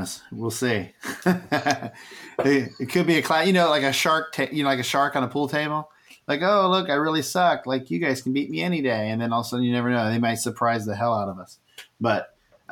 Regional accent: Texas, United States; moved away; I'm from Texas originally

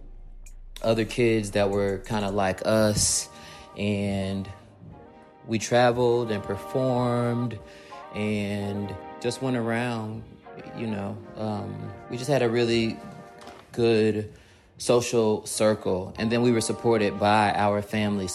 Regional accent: Chicago, Illinois, United States; I grew up near Austin, Belmont Cragen, also like Division of Pulaski, North Avenue of Pulaski. So west side of Chicago

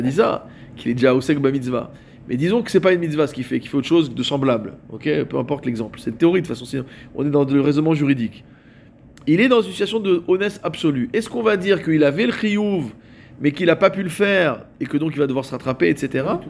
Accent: Morocco; chez nous, au Maroc

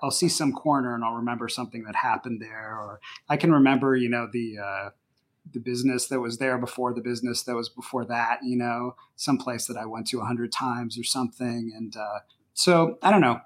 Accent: Los Angeles, California, United States; moved away as an adult; now in Atlanta, United States; I was born in Los Angeles and lived there most of my life, but I now live in Atlanta, Georgia, for about fourteen years

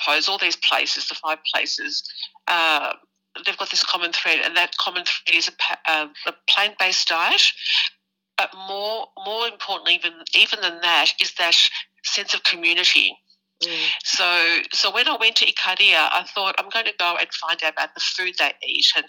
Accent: Richmond, Victoria, Australia; born and raised in Richmond, and can't get more Greek than

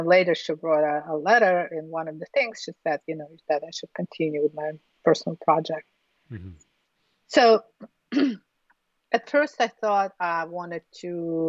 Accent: Urals, Russia; And, you know, I'm from Urals.

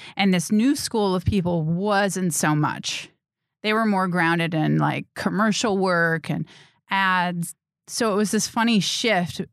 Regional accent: Grafton, Wisconsin, United States; moved away as an adult; also born or lived in Cedarburg, Wisconsin / Bayside, Wisconsin; now in Los Angeles, United States; I was born and raised in Wisconsin. I grew up in Grafton, Cedarburg

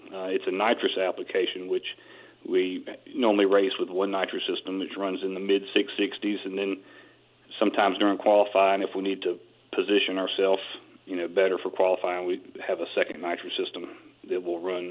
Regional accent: Wilmington, North Carolina, United States; I grew up in Wilmington, North Carolina, which is right near the beach

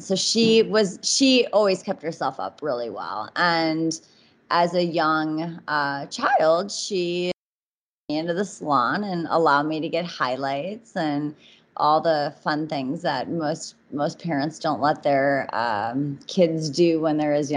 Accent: Minneapolis, Minnesota, United States; I'm originally from Minneapolis, Minnesota.

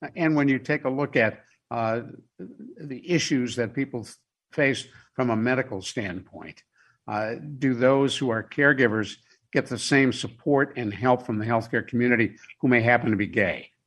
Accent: Cleveland, Ohio, United States; growing up in Cleveland, there were places we couldn't go

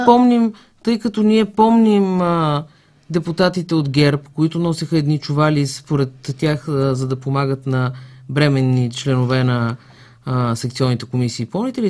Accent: Haskovo, Haskovo Province, Bulgaria; moved away; Аз съм от Хасково. Казвам ви, че майка ми и баща ми живеят там

